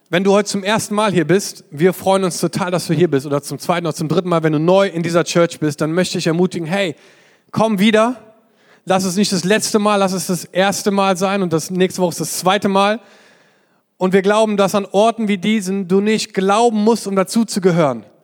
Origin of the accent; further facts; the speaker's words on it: Berlin, Germany; mir als Berliner